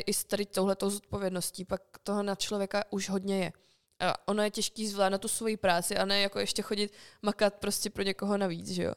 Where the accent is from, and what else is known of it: Czechia